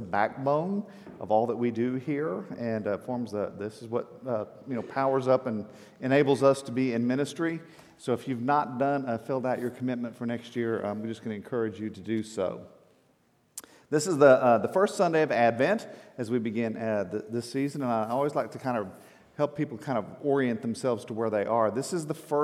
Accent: Texas, United States; I'm from Texas

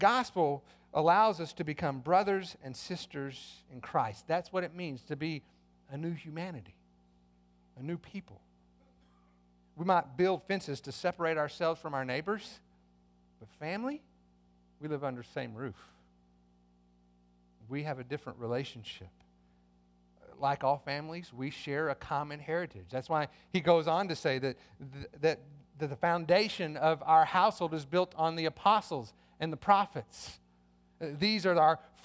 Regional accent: United States; as Americans, that means we share in certain privileges as citizens of this country

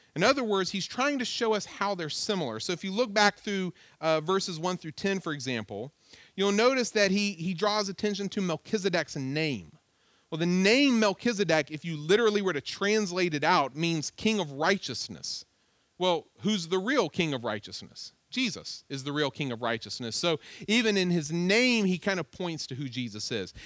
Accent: Virginia, United States; I was like, "Virginia."

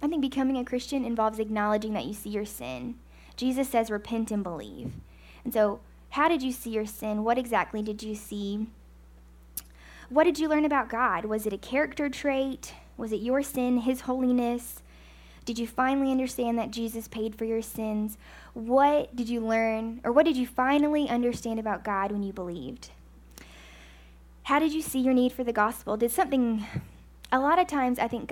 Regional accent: United States; I'm an American

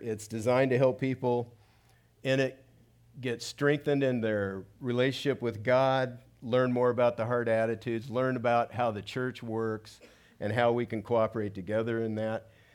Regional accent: South Gate, California, United States; I grew up in Southgate, which is about eight, eight miles from downtown

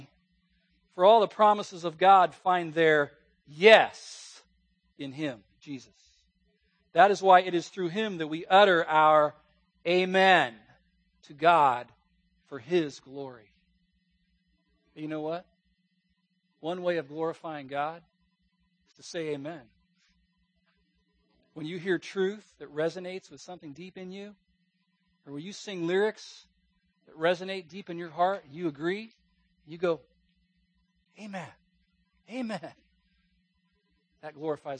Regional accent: West Coast, United States; moved away; also born or lived in Virginia; I grew up on the West Coast in a church where I heard a few amens every now and then

